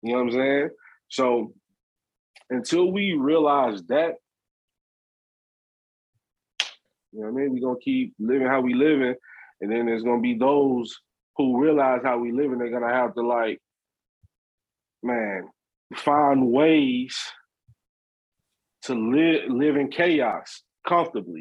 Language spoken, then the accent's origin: English; Memphis, Tennessee, United States; I'm from Memphis. I'm from that part of, I'm from South Memphis.